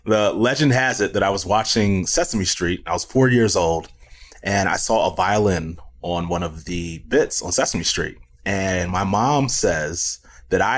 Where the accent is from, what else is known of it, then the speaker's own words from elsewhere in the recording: Cleveland, Ohio, United States; also born or lived in Chicago; I lived in Chicago. So I grew up in Cleveland. But before I moved to Cleveland, we lived in Chicago for like 3 or 4 years